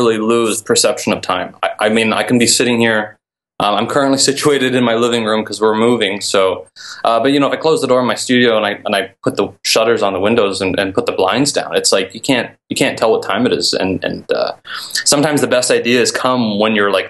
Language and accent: English; Grimsby, Ontario, Canada; I was living in my hometown, Grimsby, which is tiny in Ontario, Canada.